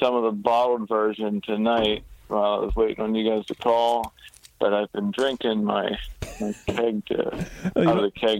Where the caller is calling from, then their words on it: Carlisle, Pennsylvania, United States; Calling from Carlisle, Pennsylvania.